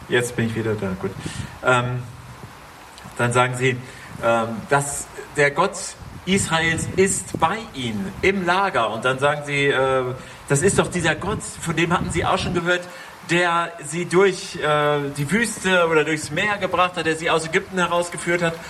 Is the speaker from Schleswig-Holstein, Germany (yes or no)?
yes; Schleswig-Holstein, Germany; wir sind als Schleswig-Holsteiner